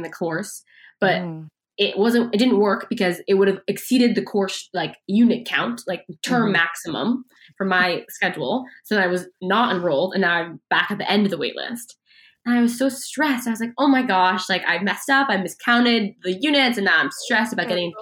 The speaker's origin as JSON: {"language": "English", "town": "Seattle", "region": "Washington", "country": "United States", "tie": "born or raised there", "moved": "as an adult", "lives_now": "Palo Alto, United States", "said": "I was born and raised in Seattle"}